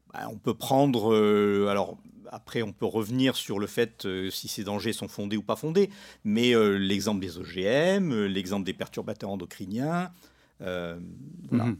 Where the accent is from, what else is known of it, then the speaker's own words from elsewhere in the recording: Morocco; moved away; je suis pas né dans la région, euh, je suis né au Maroc